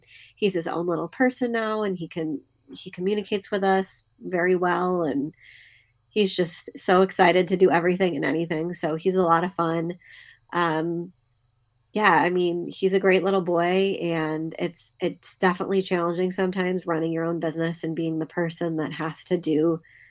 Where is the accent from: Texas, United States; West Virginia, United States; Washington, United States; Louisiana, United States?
Washington, United States; Seattle; now in Saratoga, United States; I grew up in the Del Mar area in Seattle, actually Seattle, Washington as well